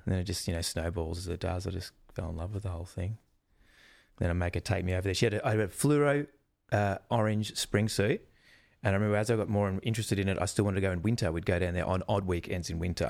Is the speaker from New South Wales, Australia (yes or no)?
no; Melbourne, Victoria, Australia; I grew up in Melbourne